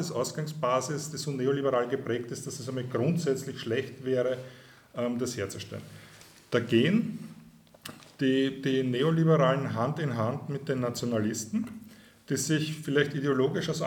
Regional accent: Burgenland, Austria; ich bin Burgenländer. Ich bin aufgewachsen direkt am Eisernen Vorhang.

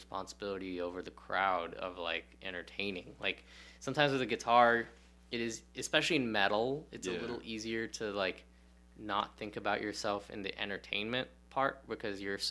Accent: Lansing, Michigan, United States; also born or lived in Ohio; When I grew up in Lansing, Michigan, it's a relatively small... It's like a college town

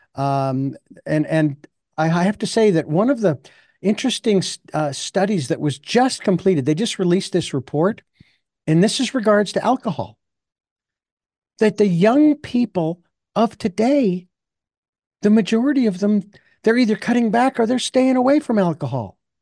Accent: Phoenix, Arizona, United States; my hometown

